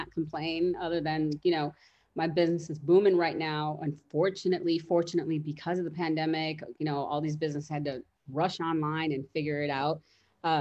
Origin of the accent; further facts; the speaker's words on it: Chicago, Illinois, United States; now in Schaumburg, United States; I'm from Chicago, but yeah, I'm in Schaumburg